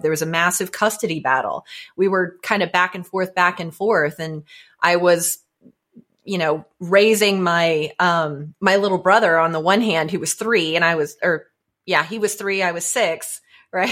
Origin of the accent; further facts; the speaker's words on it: Florida, United States; moved away as an adult; now in Atlanta, United States; I just recently moved here from Florida, and growing up in Florida